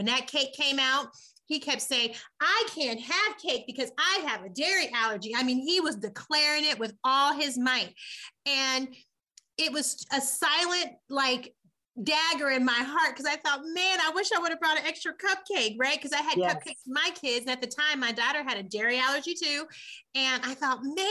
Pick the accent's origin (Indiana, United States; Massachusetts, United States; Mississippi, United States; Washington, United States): Indiana, United States; Muncie; now in Lansing, United States; I am from Muncie, Indiana, M-U-N-C-I-E